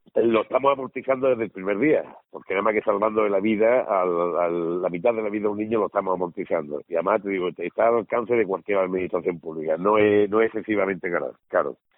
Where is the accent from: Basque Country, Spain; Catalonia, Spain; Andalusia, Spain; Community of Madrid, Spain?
Andalusia, Spain; Málaga; soy malagueño, nacimiento malagueño